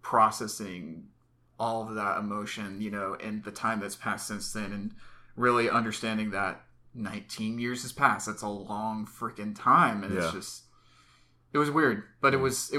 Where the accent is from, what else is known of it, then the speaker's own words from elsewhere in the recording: Cumming, Georgia, United States; also born or lived in Atlanta, Georgia; born in Atlanta in 1993. And then we moved over to the Cumming, Georgia